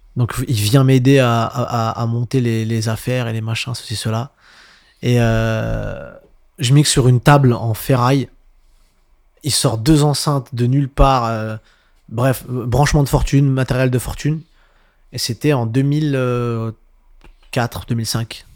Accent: Montreuil, Île-de-France, France; je viens de Montreuil

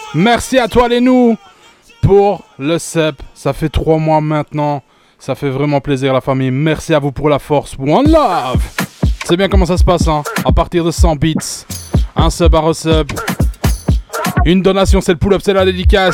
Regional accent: Charleroi, Wallonia, Belgium; Je viens de Charleroi, la famille

